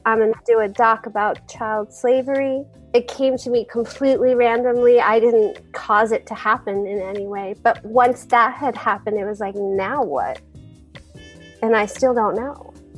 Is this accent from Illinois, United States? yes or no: no; West Virginia, United States; My hometown newspaper in West Virginia